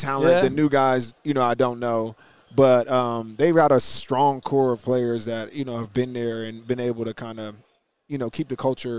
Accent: New Jersey, United States; Well, I'm from New Jersey, so okay.

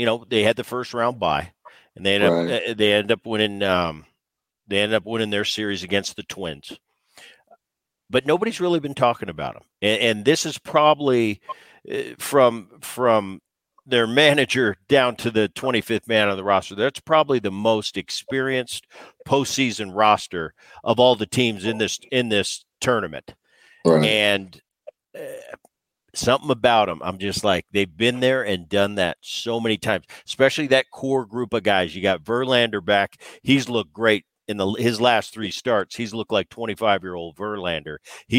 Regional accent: New Jersey, United States; also born or lived in Philadelphia, United States; I grew up there. I grew up in Jersey as a little kid.

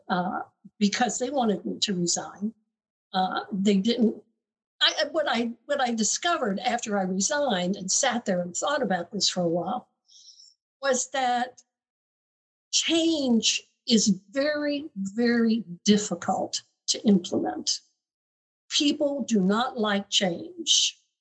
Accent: the South, United States; I grew up in the South, so I went to University of Florida

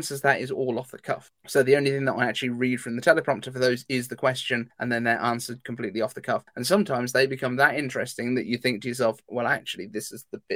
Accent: United Kingdom; I'm British

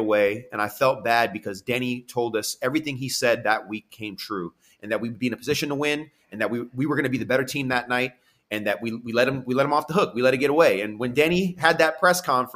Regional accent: Santa Cruz, California, United States; also born or lived in San Diego; I'm Santa Cruz and San Diego. Those are like my hometown A and hometown

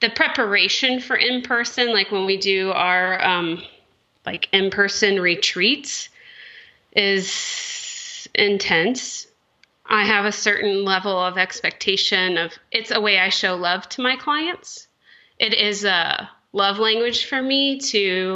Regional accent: Texas, United States; now in California, United States; I was raised in Texas

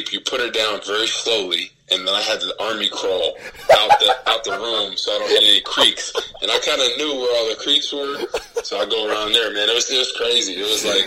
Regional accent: New Jersey, United States; now in St. Louis area, United States; I'm from Jersey

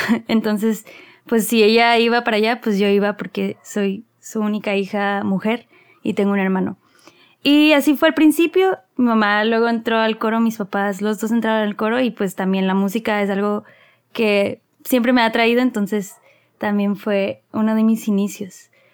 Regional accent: Mexicali, Baja California, Mexico; moved away; also born or lived in Monterrey; nací en Mexicali, Baja California, luego siempre me reclaman que ya me creo regia

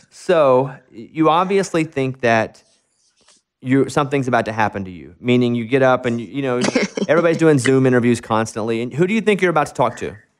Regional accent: Arkansas, United States; moved away; in my hometown

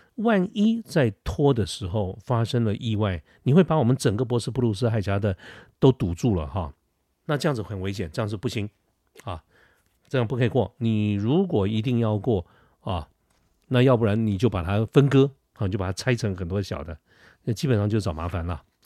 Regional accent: Taiwan; 作为一个台湾人

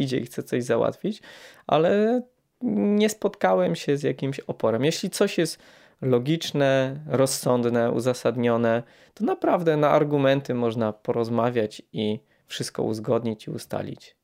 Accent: Poland; my jako Polacy

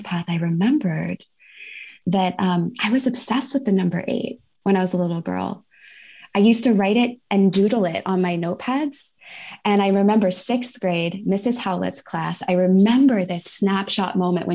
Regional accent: Northern California, United States; now in San Juan Islands, United States; I was born in Northern California. I currently live in the San Juan Islands, which is right off the coast of Washington State

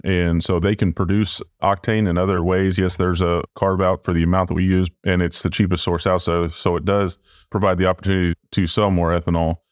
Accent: Missouri, United States; I'm from the Show Me State

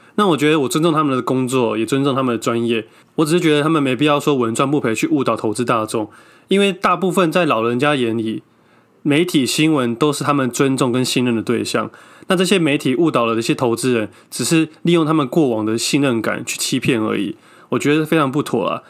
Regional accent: Taiwan; 我们是土生土长的台湾人。我们从小在那边长大是会有感情的

